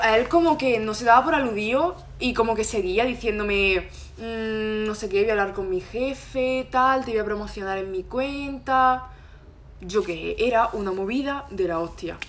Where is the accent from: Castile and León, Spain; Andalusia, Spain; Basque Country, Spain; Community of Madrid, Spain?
Andalusia, Spain; Loja; moved away as an adult; now in Granada, Spain; soy de Loja. Ahora he venido aquí a Granada a estudiar